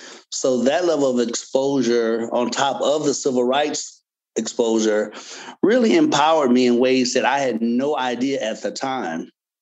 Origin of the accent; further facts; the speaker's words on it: Gary, Indiana, United States; Well, I was born and raised in Gary, Indiana. Yes, home of … because I get that all the time. I'm the oldest. I have four brothers.